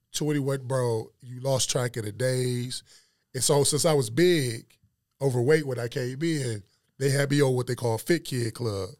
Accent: Detroit, Michigan, United States; moved away as an adult; now in Dallas, United States; Joy Road, man. Grew up old, right there on the Joy Road. Graduated from Cody.

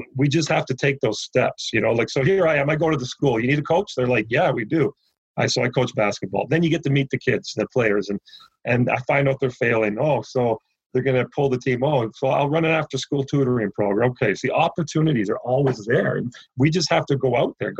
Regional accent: Toronto, Ontario, Canada; I'm from Scarborough

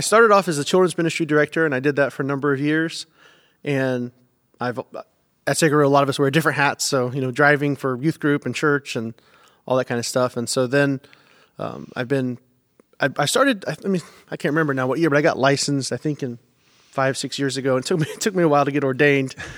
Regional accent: United States; moved away; also born or lived in Indiana / North Carolina / Georgia; I grew up, like I said, North Carolina, Georgia

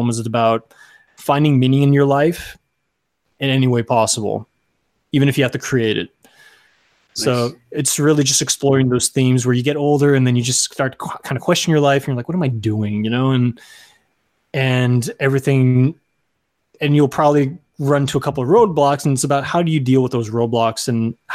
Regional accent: Rio Grande Valley, Texas, United States; moved away as an adult; also born or lived in San Antonio, Texas; now in Los Angeles, United States; I come from Texas originally. I come from the Rio Grande Valley

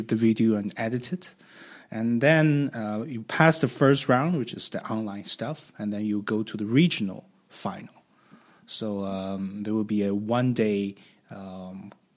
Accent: Tianjin, China; also born or lived in Beijing; I was born in Tianjin, a coastal city close to Beijing, and I went to universities in Beijing

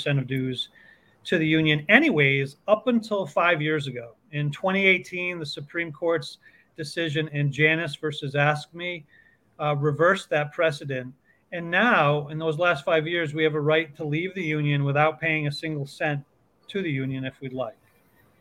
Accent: Connecticut, United States; I'm a grade six teacher here in Connecticut. I grew up in Connecticut.

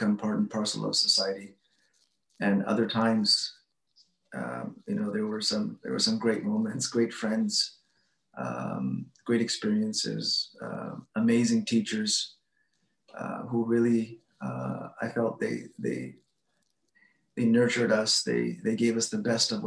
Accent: Edmonton, Alberta, Canada; I grew up in Edmonton, Alberta

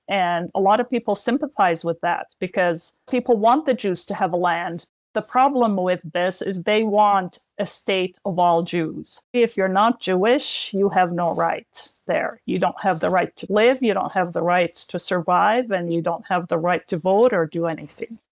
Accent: Beit Sahour, Bethlehem Governorate, Palestine; moved away as an adult; also born or lived in Jerusalem; now in United States; I was born in Jerusalem and I grew up in a town called Beit Sahor, which is right next to Bethlehem

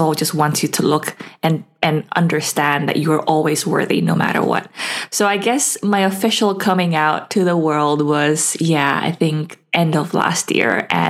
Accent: Indonesia; now in Perth, Australia; I currently live in Perth, but I've lived all over and I'm originally from Indonesia.

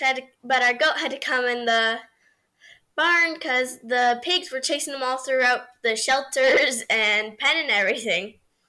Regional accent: Canada

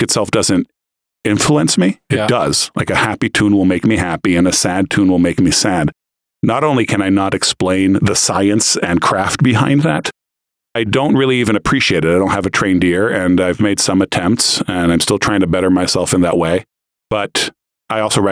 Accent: United States; moved away; also born or lived in Brazil; I'm American too

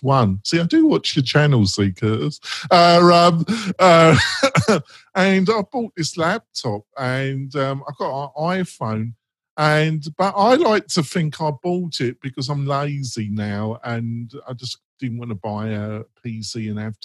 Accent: England, United Kingdom

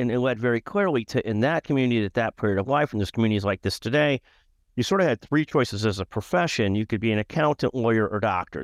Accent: Skokie, Illinois, United States; grew up in a community called Skokie, Illinois

